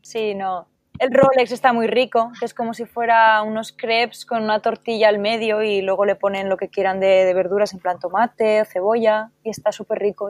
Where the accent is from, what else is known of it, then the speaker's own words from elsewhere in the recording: Spain; Estoy en una asociación aquí en mi país de origen